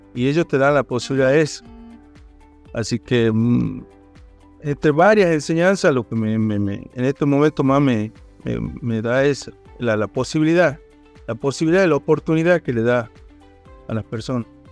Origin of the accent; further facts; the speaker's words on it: Rosario de la Frontera, Salta, Argentina; also born or lived in Tucumán; soy de Rosario de la Frontera